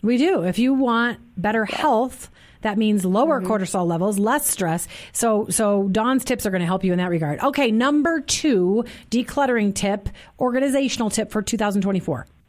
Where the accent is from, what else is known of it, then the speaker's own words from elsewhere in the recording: Minnesota, United States; I grew up in Minnesota